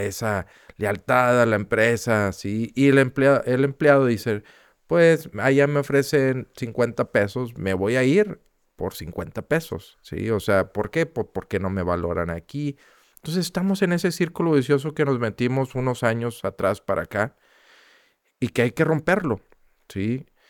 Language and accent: Spanish; Monterrey, Nuevo León, Mexico; nosotros como, como regios, como empresarios, ¿sí? como ciudadanos